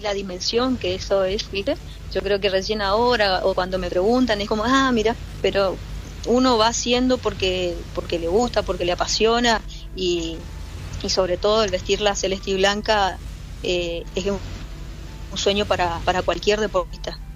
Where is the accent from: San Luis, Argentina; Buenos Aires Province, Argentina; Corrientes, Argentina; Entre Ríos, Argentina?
Corrientes, Argentina; Alvear; moved away as an adult; also born or lived in Chaco; now in Buenos Aires, Argentina; yo soy del interior de Corriente, de Alvear, de una ciudad donde se juega mucho al fútbol. Y mm, bueno, desde chiquita jugué con, los chicos